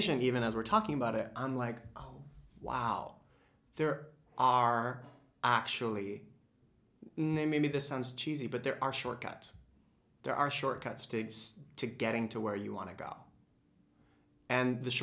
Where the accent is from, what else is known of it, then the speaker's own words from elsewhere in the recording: Midwest, United States; I'm from the Midwest.